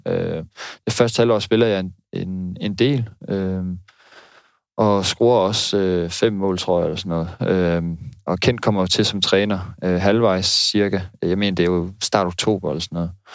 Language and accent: Danish; North Jutland, North Denmark Region, Denmark; moved away as an adult; also born or lived in Odense / Aalborg; now in Aarhus, Denmark; jeg er opvokset i Nordjylland